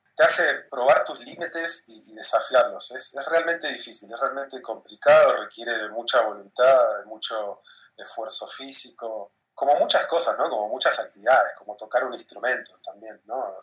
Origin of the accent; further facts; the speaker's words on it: Comodoro Rivadavia, Chubut, Argentina; moved away as an adult; also born or lived in Buenos Aires; now in Hamburg, Germany; Yo me fui de Comodoro a los 18 años para estudiar en Buenos Aires